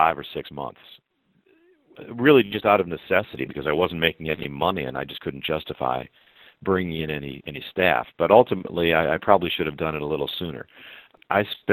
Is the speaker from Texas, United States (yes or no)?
no; Chicago, Illinois, United States; moved away; also born or lived in Ohio; I'm from Chicago